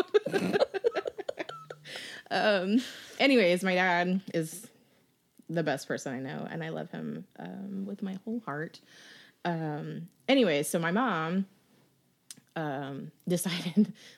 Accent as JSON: {"language": "English", "town": "Aurora", "region": "Colorado", "country": "United States", "tie": "born or raised there", "said": "Aurora proper"}